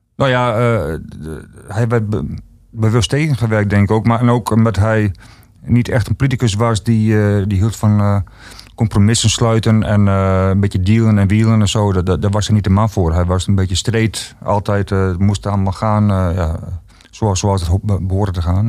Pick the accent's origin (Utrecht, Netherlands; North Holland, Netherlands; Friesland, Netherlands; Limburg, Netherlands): Friesland, Netherlands; Ruisterveen; ik kom zelf uit Ruisterveen en dat was vroeger een hele arme streek